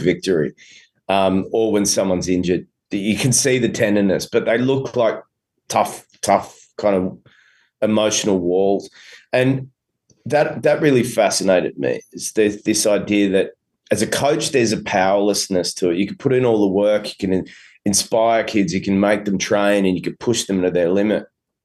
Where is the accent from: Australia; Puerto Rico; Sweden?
Australia; accent: Australian; my Australian accent